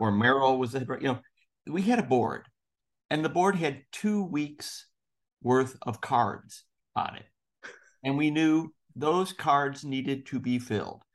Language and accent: English; Chicago, Illinois, United States; moved away as an adult; also born or lived in Indiana; I grew up in Chicago. I went to school in Indiana